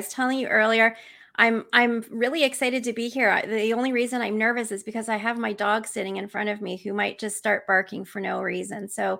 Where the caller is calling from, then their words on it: Vancouver, British Columbia, Canada; I am joining you today from Vancouver, British Columbia, not Washington State. So I'm coming from Canada.